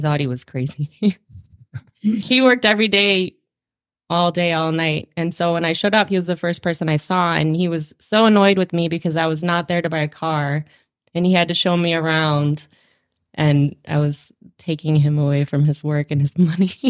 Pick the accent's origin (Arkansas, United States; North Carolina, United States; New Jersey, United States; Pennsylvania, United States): North Carolina, United States; moved away as an adult; also born or lived in Virginia / Australia / Seattle; now in Fergus Falls, United States; I was born in North Carolina. Um, I grew up in North Carolina